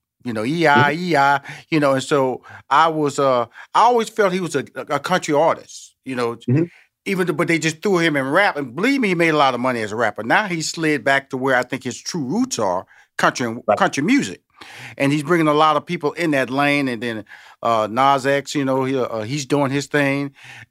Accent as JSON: {"language": "English", "town": "Houston", "region": "Texas", "country": "United States", "said": "I'm from Houston, Texas, so I'm always a Texas, you know, Oklahoma, Tennessee, Georgia type country and western person."}